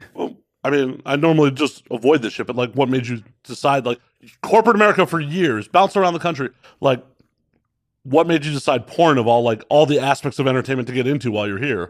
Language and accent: English; Chicago, Illinois, United States; also born or lived in Las Vegas, Nevada; now in Los Angeles, United States; I'm from Chicago originally